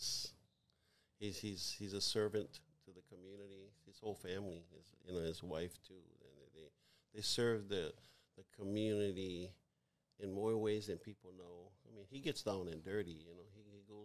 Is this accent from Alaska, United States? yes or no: no; Hawaii, United States; we were as Hawaiian people